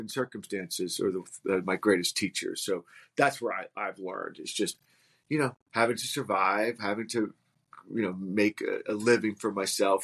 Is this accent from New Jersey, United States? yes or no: yes; Livingston, New Jersey, United States; I grew up in New Jersey in Essex County in a town called Livingston